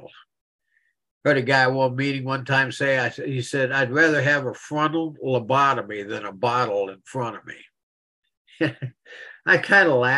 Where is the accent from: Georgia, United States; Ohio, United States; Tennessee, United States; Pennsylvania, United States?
Pennsylvania, United States; Philipsburg; now in Central Florida, United States; I was born in Phillipsburg